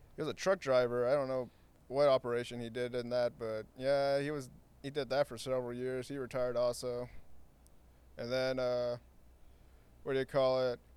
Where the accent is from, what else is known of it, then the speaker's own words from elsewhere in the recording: Santa Ana, California, United States; born and raised in Santa Ana. Um, grew up in Floral Park.